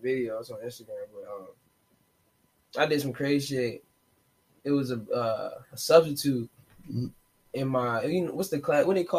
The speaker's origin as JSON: {"language": "English", "town": "Chesapeake", "region": "Virginia", "country": "United States", "tie": "born or raised there", "said": "Nigga thought I was born in Portsmouth at first, but whole time I was born in Chesapeake."}